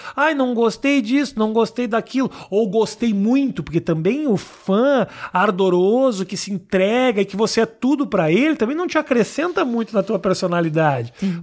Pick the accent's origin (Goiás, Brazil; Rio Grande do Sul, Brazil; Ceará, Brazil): Rio Grande do Sul, Brazil; Porto Alegre; now in São Paulo, Brazil; quando eu cheguei em São Paulo, sou de Porto Alegre